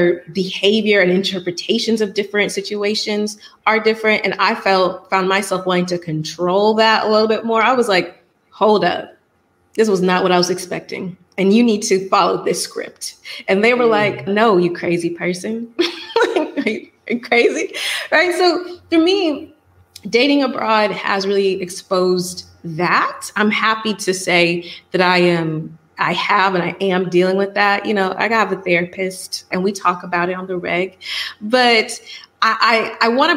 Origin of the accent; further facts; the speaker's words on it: Atlanta, Georgia, United States; moved away as an adult; I'm from Atlanta.